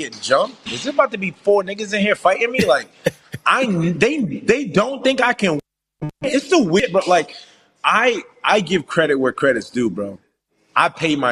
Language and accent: English; New York City, New York, United States; I'm from Brooklyn.